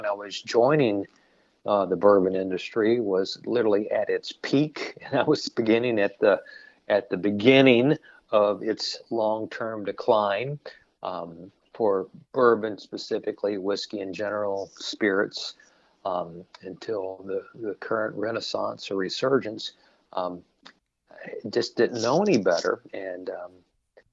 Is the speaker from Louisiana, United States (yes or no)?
no; Kentucky, United States; I grew up right here in Kentucky and had a wonderful childhood